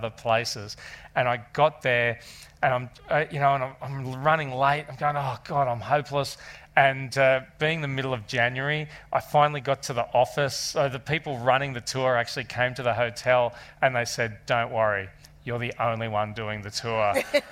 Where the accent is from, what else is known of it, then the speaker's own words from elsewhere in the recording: Australia; being Australian